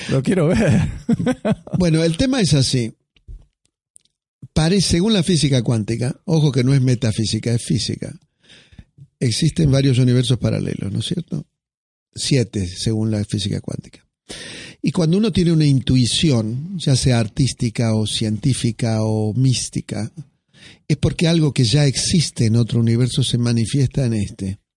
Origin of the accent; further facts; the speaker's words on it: Argentina; mire, discúlpeme, pero yo soy argentino y esto me hace acordar a un escritor, a Borges.